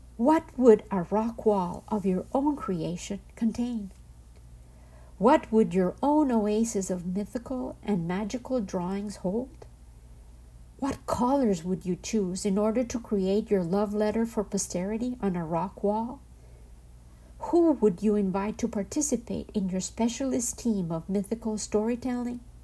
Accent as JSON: {"language": "English", "area": "home state with La Cueva de la Danta", "region": "Antioquia", "country": "Colombia", "tie": "born or raised there", "said": "hidden in my home state called La Cueva de la Danta from Colombia"}